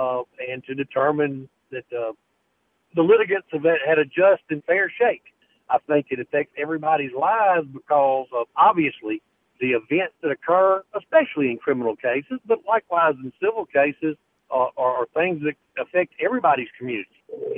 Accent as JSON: {"language": "English", "town": "Hernando", "region": "Mississippi", "country": "United States", "tie": "born or raised there", "said": "I'm born and raised in Hernando. Went to school at Northwest, undergraduate at Ole Miss and Ole Miss Law School."}